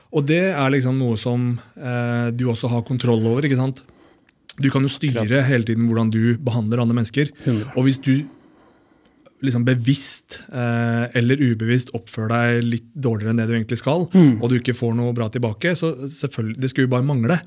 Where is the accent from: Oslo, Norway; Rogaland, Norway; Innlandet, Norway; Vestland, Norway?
Oslo, Norway; jeg vokste opp på Holmlia